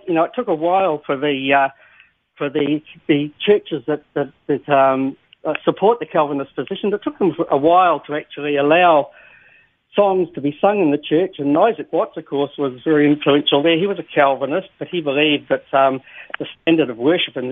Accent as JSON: {"language": "English", "country": "New Zealand", "said": "being a New Zealander myself"}